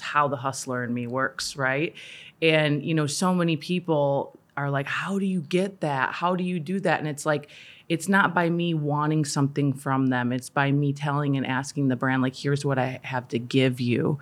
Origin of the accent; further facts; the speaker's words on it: Minnesota, United States; I grew up in Minnesota